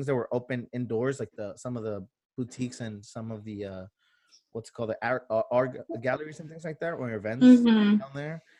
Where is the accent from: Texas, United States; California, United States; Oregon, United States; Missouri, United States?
California, United States; San Diego; also born or lived in Tijuana, Mexico; I grew up in San Diego and Tijuana